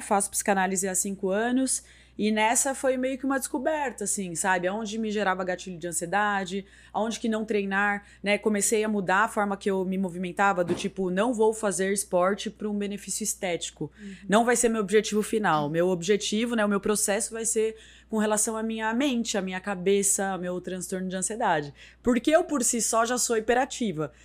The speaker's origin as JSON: {"language": "Portuguese", "region": "São Paulo", "country": "Brazil", "moved": "as an adult", "lives_now": "Sorocaba, Brazil", "said": "eu sou de São Paulo, mas eu moro aqui desde a época da TV Tem"}